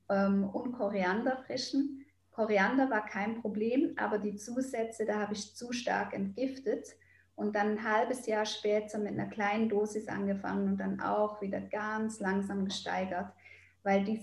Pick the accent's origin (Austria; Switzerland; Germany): Switzerland; weil ich bin ein Schweizer Mädchen. Ich habe überall geschmolzen Käse drauf gemacht.